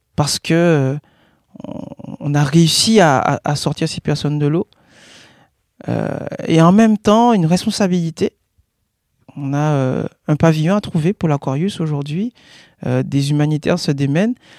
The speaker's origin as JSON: {"language": "French", "country": "Guadeloupe", "tie": "born or raised there", "said": "Je suis né en Guadeloupe"}